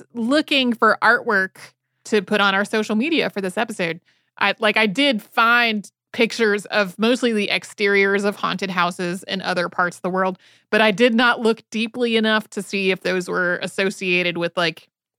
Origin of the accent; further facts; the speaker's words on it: Winston-Salem, North Carolina, United States; So when I was a kid, I grew up outside of Winston-Salem, North Carolina.